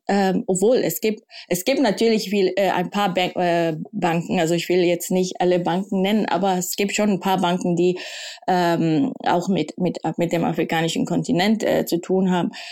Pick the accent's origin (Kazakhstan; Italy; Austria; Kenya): Kenya; now in Germany; ich bin also in Kenia aufgewachsen